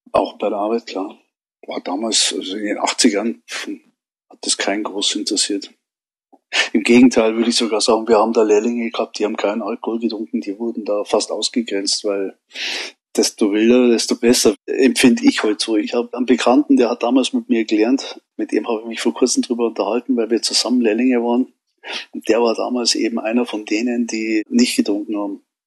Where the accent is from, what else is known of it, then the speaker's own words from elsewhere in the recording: Munich, Bavaria, Germany; geboren in München